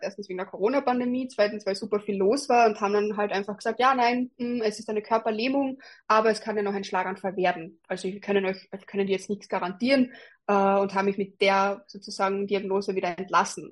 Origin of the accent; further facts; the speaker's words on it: Carinthia, Austria; moved away as an adult; now in Graz, Austria; als ich eben 19 war, bin ich von Kärnten, also von meiner Heimatgemeinde nach der Matura nach Graz gegangen